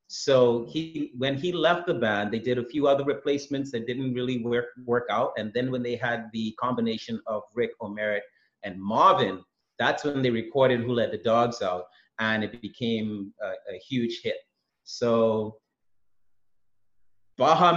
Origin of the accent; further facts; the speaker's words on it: Bahamas; I'm from the Bahamas